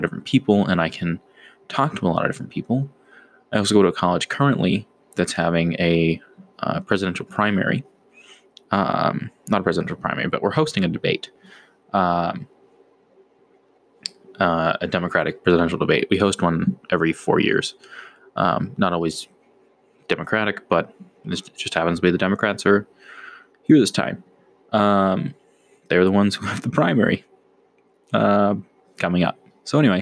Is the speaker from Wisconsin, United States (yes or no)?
no; Boston, Massachusetts, United States; I am Bostonian.